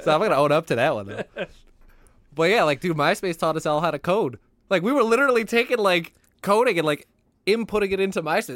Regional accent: United States; I'm just American

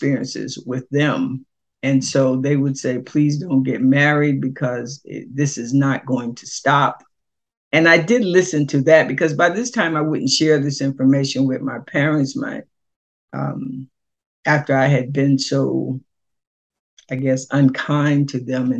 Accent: Selbyville, Delaware, United States; moved away as an adult; now in Tallahassee, United States; My hometown, Selbyville, Delaware, is smaller

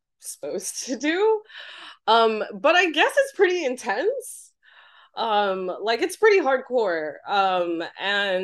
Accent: Taiwan; I'm from Taiwan. It's very humid and hot

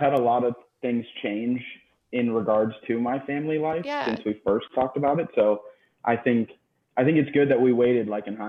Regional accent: South Florida, United States; So I am 27, born and raised in South Florida.

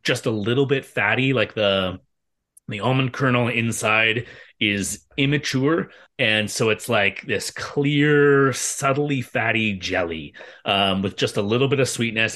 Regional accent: Bay Area, California, United States; when I was a kid, uh, growing up in the Bay Area

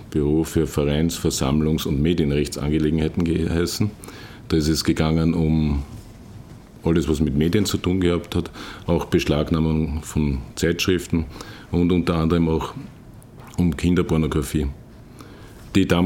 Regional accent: Vienna, Austria; Ich bin in Wien geboren, habe dort meine Schulausbildung gemacht, Matura und dann bin ich zum Bundesheer gegangen

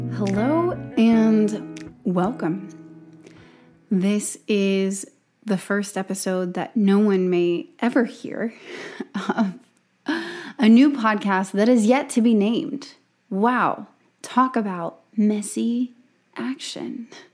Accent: Gulf Coast of Alabama, United States; born and raised on the Gulf Coast of Alabama

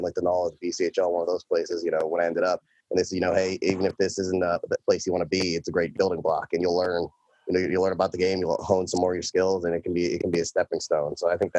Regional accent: Cleveland, Ohio, United States; I just played kind of double A, you know, around my hometown, Cleveland Suburban Hockey League, whatever, mm-hmm. For a small stint with the Ohio 98 Selects

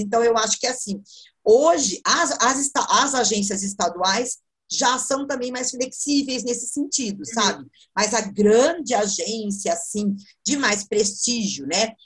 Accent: Sorocaba, São Paulo, Brazil; sou de Sorocaba, sorocabano

